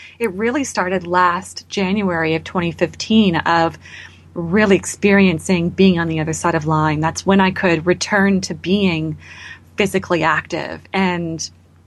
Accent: Canada; as a Canadian

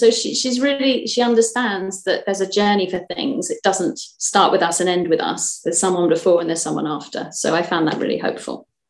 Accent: Kent, South East England, United Kingdom; now in Fife, United Kingdom; I'm from Kent originally

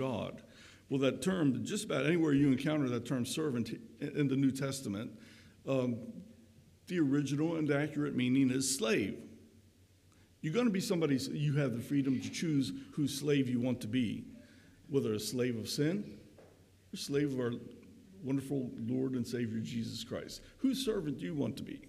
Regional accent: Crownsville, Maryland, United States; where I grew up in the Crownsville area, just 6 or so miles west of Annapolis and a little bit north, right along the Severn River

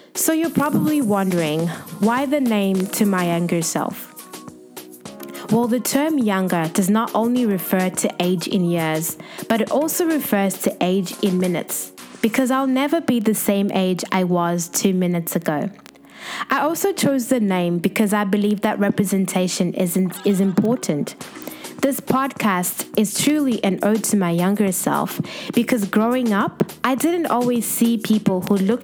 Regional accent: Zimbabwe; also born or lived in Western Australia; now in Sydney, Australia; I'm a young Zimbabwean based in Sydney, Australia, and it's been over a year since I moved here from the Western State

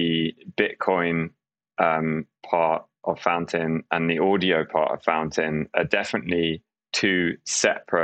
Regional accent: London, United Kingdom; I grew up in London in the UK.

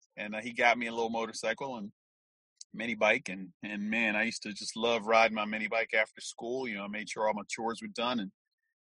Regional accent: Philadelphia, Pennsylvania, United States; Grew up in West Philadelphia, born and raised in the United States of America

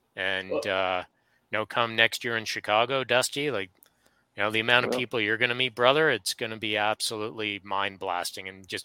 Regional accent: Canada; although we're Canadian, we're separated between a good bit of distance.

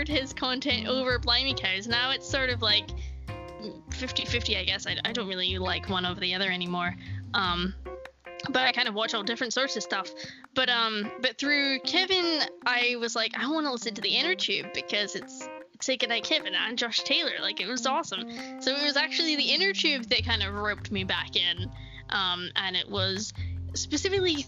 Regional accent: Scotland, United Kingdom; we're from Scotland

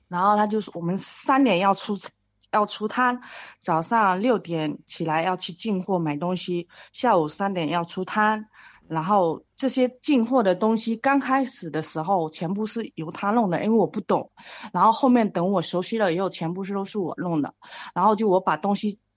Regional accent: Fujian, China; 我是福建的，然后，呃，说话可能有点口音

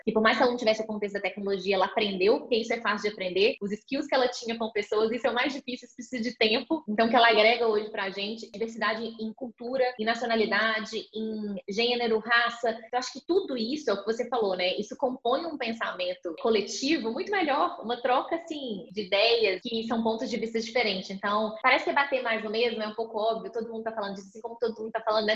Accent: Minas Gerais, Brazil; accent: mineiro; moved away as an adult; also born or lived in Belo Horizonte; now in São Paulo, Brazil; sou mineira, já deu para ver aqui, né? Pelo pouco de tempo que a gente está conversando, pelo sotaque

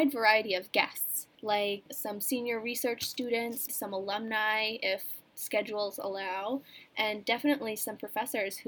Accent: Swanton, Vermont, United States; I am from Swanton, Vermont, which is about 45 minutes from school

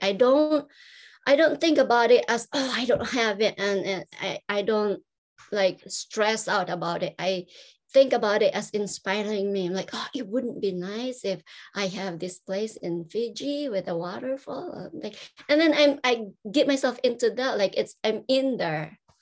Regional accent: Philippines; moved away; I grew up in the Philippines.

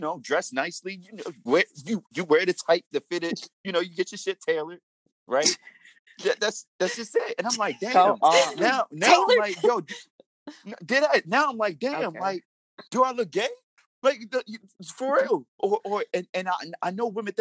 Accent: Baltimore, Maryland, United States; growing up in Baltimore.

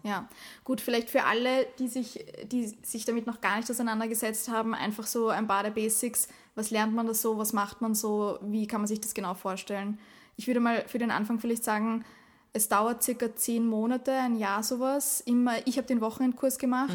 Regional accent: Austria; bei uns in Österreich

